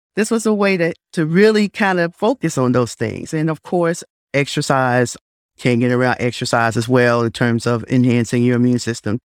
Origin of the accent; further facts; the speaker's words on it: Blue Ridge Mountains, Virginia, United States; moved away as an adult; also born or lived in Nelson County, Virginia / Chapel Hill, North Carolina; now in Greensboro, United States; I hail from the Blue Ridge Mountains of Winjana, Virginia